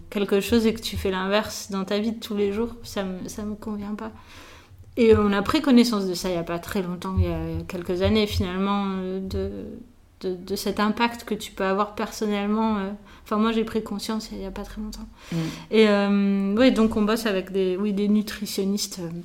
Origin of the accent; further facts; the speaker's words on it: Nice, Provence-Alpes-Côte d'Azur, France; also born or lived in Paris; mes parents ont eu la bonne idée de déménager à Nice quand j'avais 3 ans.